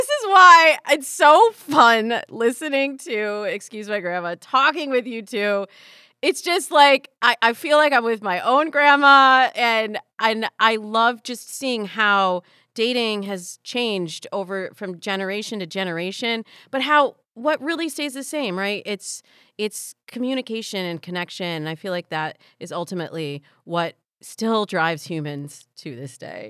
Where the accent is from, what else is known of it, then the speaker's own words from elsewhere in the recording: Midwest, United States; Black and Jewish, growing up in the Midwest.